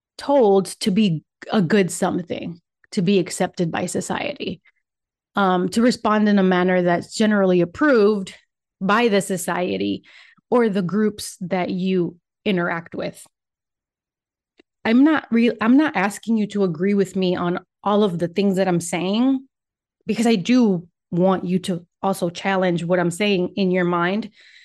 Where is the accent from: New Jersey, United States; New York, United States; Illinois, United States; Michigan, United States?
Michigan, United States; first language Spanish; English is a second language; also born or lived in Puerto Rico; I am originally from Puerto Rico, and my first language is Spanish. And that's why I pause sometimes, because sometimes my brain goes in Spanish, sometimes it goes in English. Anyway, I traveled to the United States when I was 9, and I was raised in Michigan